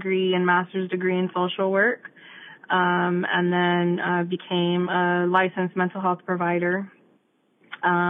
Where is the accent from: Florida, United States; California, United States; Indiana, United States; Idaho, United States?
Florida, United States; Immokalee; I grew up in Immokalee